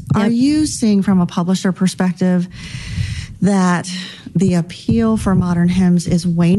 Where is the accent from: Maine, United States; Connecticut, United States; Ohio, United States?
Ohio, United States; Cincinnati; moved away as an adult; I'm actually from Cincinnati.